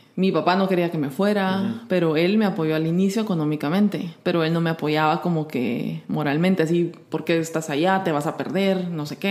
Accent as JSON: {"language": "Spanish", "country": "Guatemala", "also_born_or_lived": "Sardinia / New York / India", "moved": "as an adult", "said": "yo soy de Guatemala."}